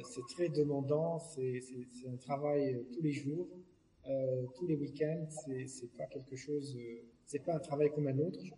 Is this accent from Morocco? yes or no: yes; Morocco; moved away; moi, je suis parti du Maroc, ça fait 40 ans quand même